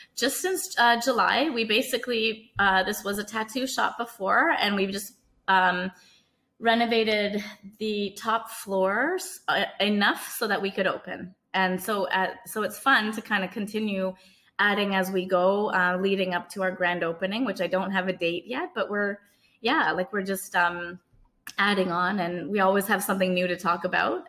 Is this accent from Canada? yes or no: yes; Canada; I was born in Canada, but my parents are from Trinidad and Tobago